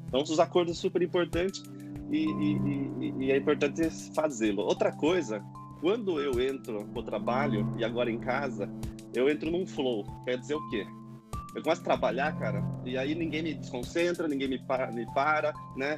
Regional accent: Itu, São Paulo, Brazil; moved away as an adult; now in São Paulo, Brazil; eu sou de Itu, morei muito tempo em Itu e estou morando agora em São Paulo já faz um ano e pouquinho

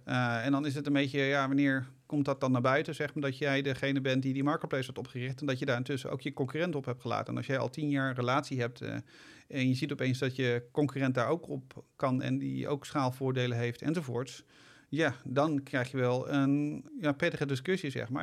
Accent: Netherlands; we zijn zeker als Nederlander

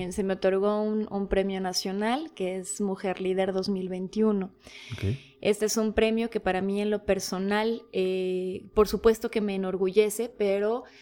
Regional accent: Bogotá, Colombia; now in Mexico; familia polaca, yo nací en Bogotá, Colombia. Colombia colombiana. colombiana, de, aquellos ayeres este, un poco oscuros de aquella Bogotá del 83.

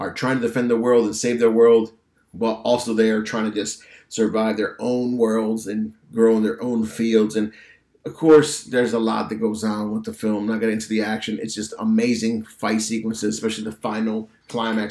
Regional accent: Massachusetts, United States; I'm from Massachusetts

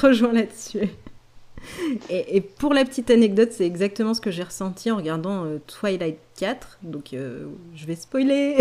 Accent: France; on est français

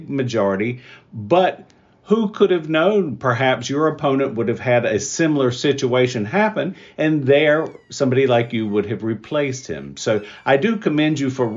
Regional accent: Craven County, North Carolina, United States; I grew up in Craven County, it's about 80% or more Republican

